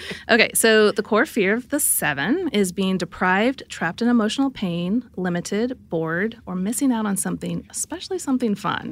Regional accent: Midwest, United States; I grew up in the Midwest

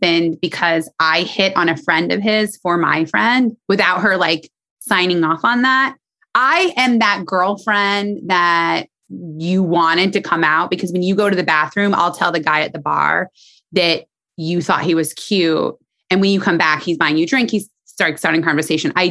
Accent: Indiana, United States; moved away as an adult; now in New York City, United States; I'm from Indiana, born and raised

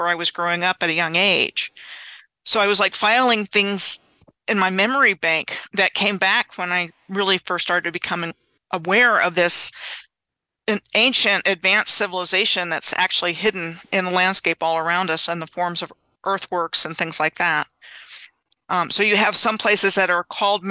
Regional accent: Gaithersburg, Maryland, United States; moved away as an adult; also born or lived in Clovis, New Mexico / Fairbanks, Alaska / Wyoming / Oklahoma City, Oklahoma; I grew up in the Gaithersburg, Rockville, Maryland area in Montgomery County. So I grew up about 20 miles from Washington, D.C.

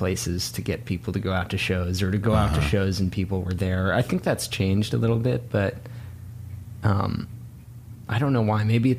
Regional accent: Boston, Massachusetts, United States; also born or lived in New York / Nashville; now in Los Angeles, United States; I'm from New York. Or I'm from Boston originally. And then I lived in New York. And then I lived in Nashville.

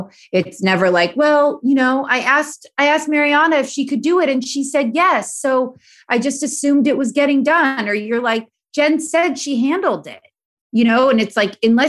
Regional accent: Los Angeles, California, United States; I'm born and raised in Los Angeles.

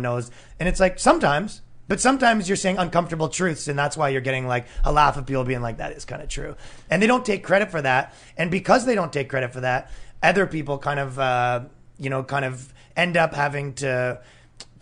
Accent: Canada; now in New York, United States; I'm Canadian.

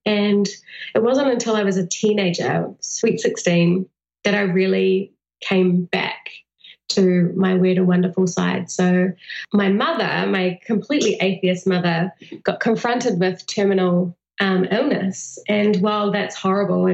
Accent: New Zealand; New Zealand. So right in the heart of Middle Earth

